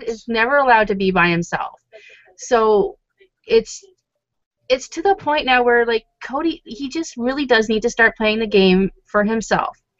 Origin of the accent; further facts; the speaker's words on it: Toronto, Ontario, Canada; where are you from? And I was like, oh, Toronto